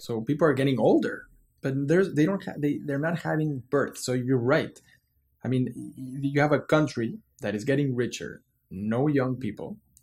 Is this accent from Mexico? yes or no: yes; Mexico City, Mexico; I was born and raised in Mexico City